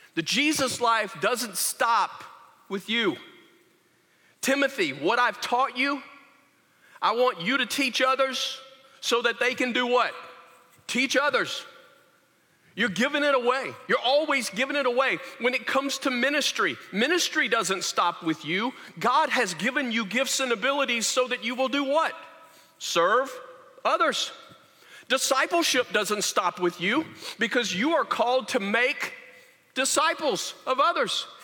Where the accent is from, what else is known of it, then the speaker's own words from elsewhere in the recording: Louisiana, United States; I said, Louisiana